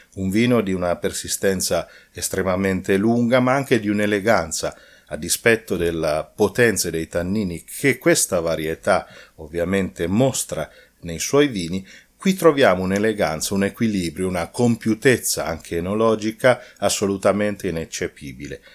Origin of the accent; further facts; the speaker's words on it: Umbria, Italy; Io essendo umbro